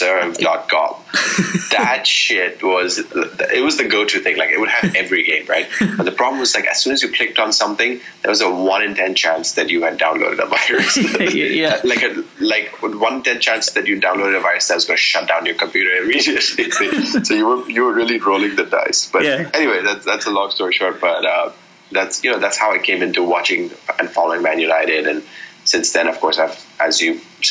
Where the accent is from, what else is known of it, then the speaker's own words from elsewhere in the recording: India; I played a little bit as a kid growing up in India